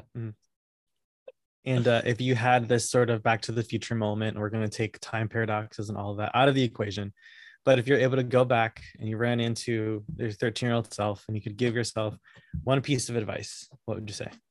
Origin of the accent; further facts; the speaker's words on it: Connecticut, United States; I was born and raised in Connecticut